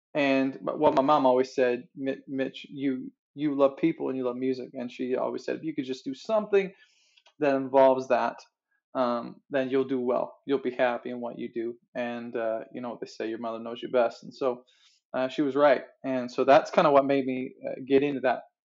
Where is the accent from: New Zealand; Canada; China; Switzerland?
Canada; Newfoundland and Labrador; moved away as an adult; also born or lived in Fort McMurray; now in Calgary, Canada; I was born and raised in Newfoundland, uh, just magical land on the east coast of Canada, and uh, and grew up there